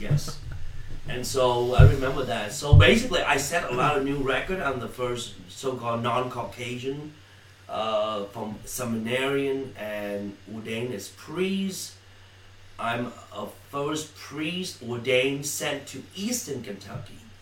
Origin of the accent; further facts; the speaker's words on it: Vietnam; also born or lived in Malaysia; now in United States; I'm from Vietnam originally. Okay, uh, escaped the country in '81 by boat, known as boat people